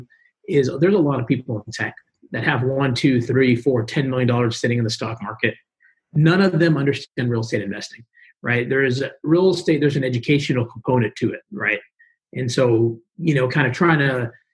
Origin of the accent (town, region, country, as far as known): Houston, Texas, United States; born or raised there